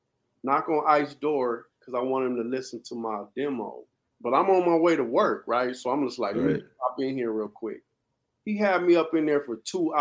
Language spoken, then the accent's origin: English; Los Angeles, California, United States; we grew up in Pacoima together.